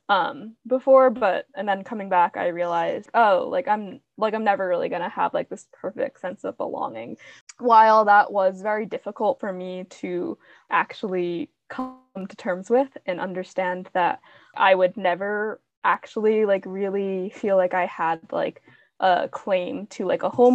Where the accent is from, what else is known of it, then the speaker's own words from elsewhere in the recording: Long Island, New York, United States; moved away as an adult; also born or lived in Fengcheng, Jiangxi, China; now in Bryn Mawr, United States; Long Island, New York. So my hometown was very, very, it was predominantly white people